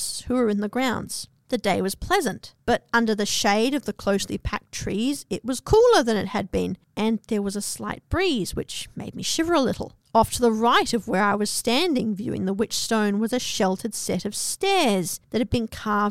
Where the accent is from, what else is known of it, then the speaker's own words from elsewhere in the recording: Australia; also born or lived in New Zealand; I'm from New Zealand and grew up in Australia